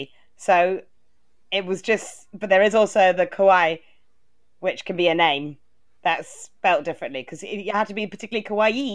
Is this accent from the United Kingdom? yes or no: yes; United Kingdom; As a Brit